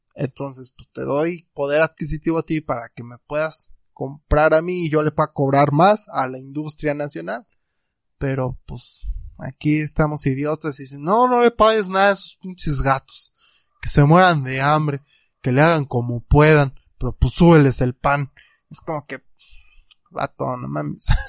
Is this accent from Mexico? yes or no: yes; Mexico